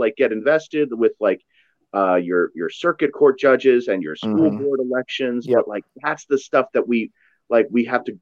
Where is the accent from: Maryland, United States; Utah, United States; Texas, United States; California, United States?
Maryland, United States; Rockville; I grew up in Rockville